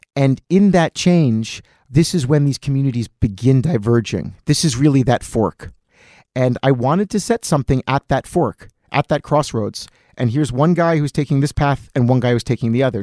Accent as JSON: {"language": "English", "town": "Atlantic City", "region": "New Jersey", "country": "United States", "tie": "born or raised there", "moved": "yes", "lives_now": "New York, United States", "said": "I grew up in Atlantic City, which is the summer home of all Philadelphia Jews"}